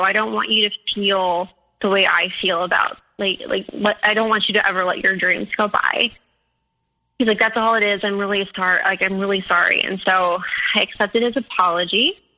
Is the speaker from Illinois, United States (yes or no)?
yes; Chicago, Illinois, United States; moved away; I'm from Chicago